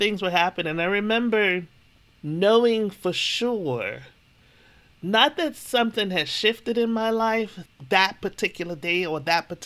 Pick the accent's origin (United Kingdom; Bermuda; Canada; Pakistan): Bermuda; I grew up in Bermuda.